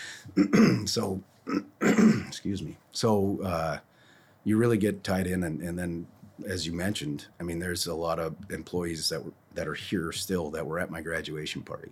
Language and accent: English; Monticello, Minnesota, United States; I went to school in town here.